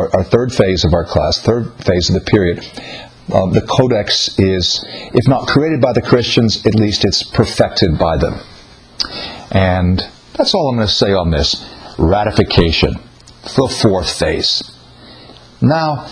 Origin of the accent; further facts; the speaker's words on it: United States; I'm from the United States.